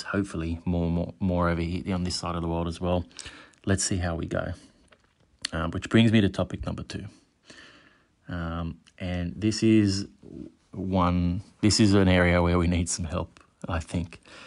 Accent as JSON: {"language": "English", "town": "Sydney", "region": "New South Wales", "country": "Australia", "said": "I'm from Sydney."}